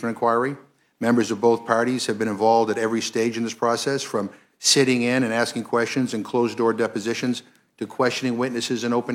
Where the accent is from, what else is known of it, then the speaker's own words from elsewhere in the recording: Massachusetts, United States; I'm from Massachusetts, and people say the same thing about my accent